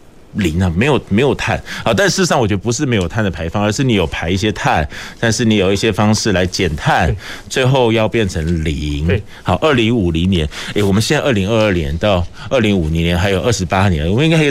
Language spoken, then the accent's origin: Chinese; Kaohsiung, Taiwan; now in Taipei, Taiwan; 我是高雄人啦